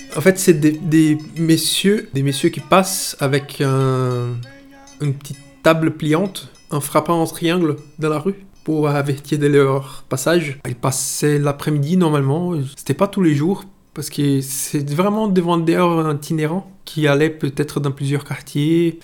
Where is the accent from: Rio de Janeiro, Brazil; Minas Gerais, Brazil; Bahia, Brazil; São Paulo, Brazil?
Bahia, Brazil; Itabuna; French is a second language; moved away as an adult; now in France; j'ai 38 ans, je suis brésilien et je vis en France depuis 4 ans